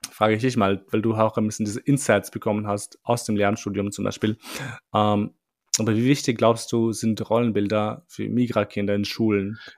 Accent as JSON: {"language": "German", "country": "Albania", "said": "ich bin Albaner und es stimmt."}